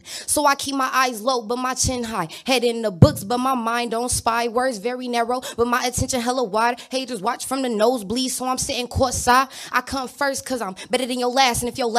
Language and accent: English; Inglewood, California, United States; I'm from Inglewood, California.